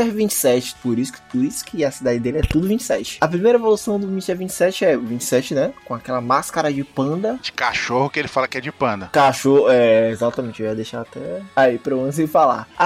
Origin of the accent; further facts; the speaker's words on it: Acre, Brazil; tenho 19 anos, sou estudante de Ciências Econômicas na o FAC. My God, sim, eu sou do Acre, de Rio